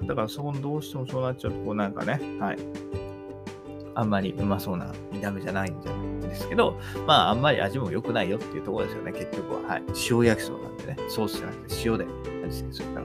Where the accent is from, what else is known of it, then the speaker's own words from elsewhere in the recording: Kanto, Japan; 私は関東の人間なんで